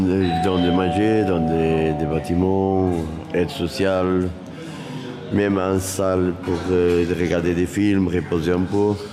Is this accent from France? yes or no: no; Portugal; Et je viens de Portugal et à Portugal n'a pas ça, pour l'exemple.